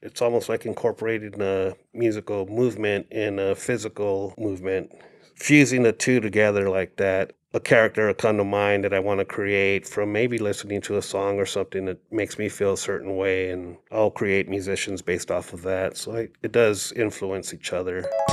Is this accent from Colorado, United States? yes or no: no; Phoenix, Arizona, United States; I grew up in South Phoenix along Sixteenth Street and Broadway.